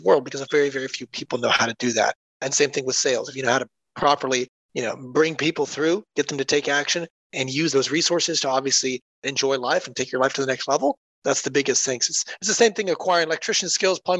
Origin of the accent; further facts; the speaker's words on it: Columbus, Ohio, United States; also born or lived in North Carolina; I am actually here from Columbus, Ohio, then moved down to North Carolina, was living there for a few years, then came back up to Ohio